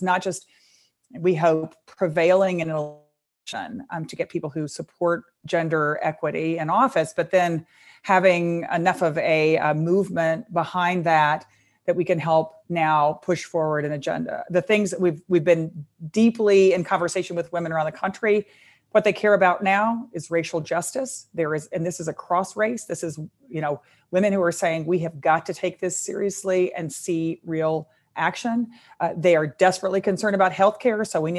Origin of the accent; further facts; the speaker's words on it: Texas, United States; I know my home state of Texas, women are running for everything, everywhere.